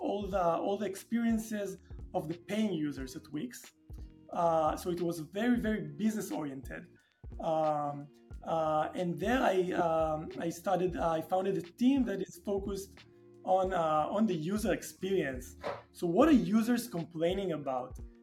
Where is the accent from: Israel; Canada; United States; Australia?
Israel; Tel Aviv, Tel Aviv District; I was born and raised and lived in Tel Aviv most of my life